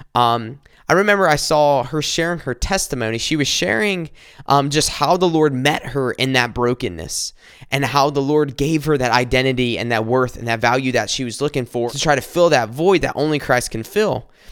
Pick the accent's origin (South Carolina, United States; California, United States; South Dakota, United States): South Carolina, United States; we, we grew up in South Carolina. We went to school, uh, together in South Carolina